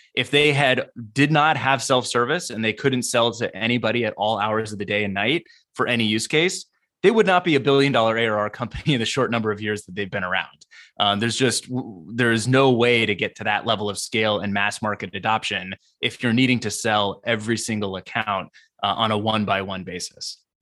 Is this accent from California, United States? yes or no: yes; San Diego, California, United States; I grew up in Southern California, specifically the San Diego area